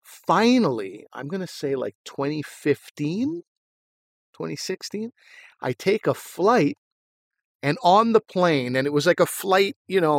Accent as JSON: {"language": "English", "town": "Montreal", "region": "Quebec", "country": "Canada", "said": "I'm from Montreal and Asif is from Ottawa."}